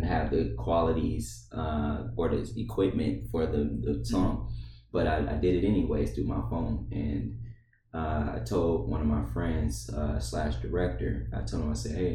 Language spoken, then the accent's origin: English; Detroit, Michigan, United States; now in Columbia, United States; I'm the kid from Detroit, Michigan, adopted by Columbia, South Carolina